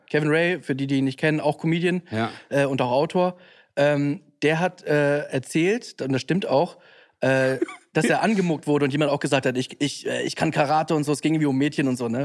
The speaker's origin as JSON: {"language": "German", "region": "Hamburg", "country": "Germany", "tie": "born or raised there", "said": "ich bin in Bergedorf"}